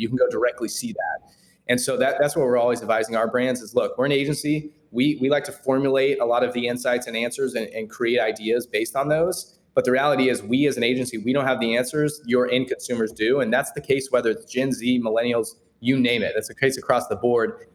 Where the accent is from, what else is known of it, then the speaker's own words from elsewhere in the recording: Kansas City, Kansas, United States; born and raised in Kansas City, still located here, uh, more the suburbs, kind of 30 minutes out, Leawood, Overland Park area.